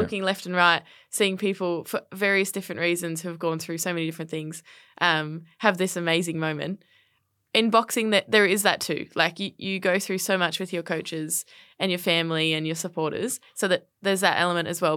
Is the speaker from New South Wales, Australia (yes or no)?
no; Brisbane, Queensland, Australia; moved away as an adult; now in Melbourne, Australia; grew up in Brisbane on the north side, uh, and, yeah, had a, had a really fortunate and, uh, fun childhood